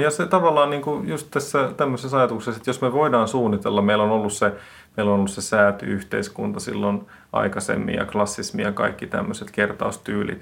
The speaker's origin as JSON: {"language": "Finnish", "country": "Finland", "said": "mä oon Suomesta"}